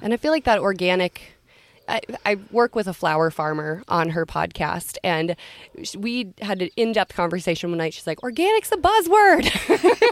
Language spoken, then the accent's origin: English; Long Prairie, Minnesota, United States; I grew up in Long Prairie